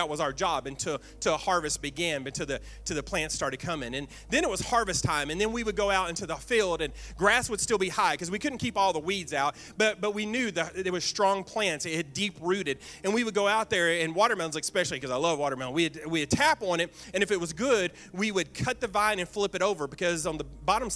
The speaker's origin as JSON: {"language": "English", "area": "Bootheel", "region": "Missouri", "country": "United States", "tie": "born or raised there", "said": "I was raised in the Boot Hill, Missouri"}